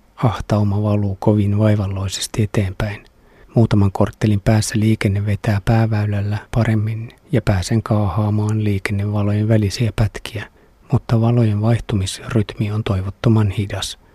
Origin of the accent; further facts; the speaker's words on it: Finland; olen Suomesta